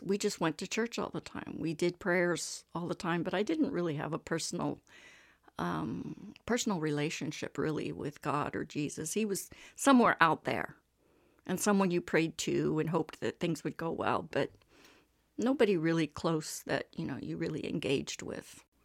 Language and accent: English; Texas, United States; moved away as an adult; also born or lived in Houston; now in Montreal, Canada; I was born in Texas, uh, and raised there